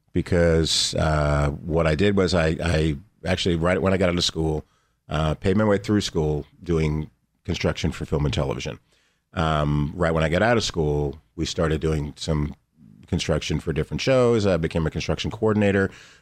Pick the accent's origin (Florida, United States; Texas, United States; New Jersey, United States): New Jersey, United States; I grew up in New Jersey, blue collar.